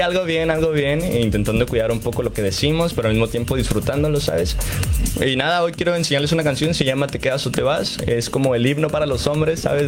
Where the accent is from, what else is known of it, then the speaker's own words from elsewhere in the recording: State of Mexico, Mexico; also born or lived in Veracruz; Yo soy del estado de México, pero eh, yo me proclamo jarocho totalmente